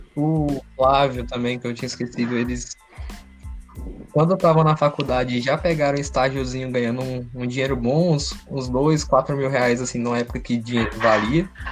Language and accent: Portuguese; Goiás, Brazil; eu sou goiano aqui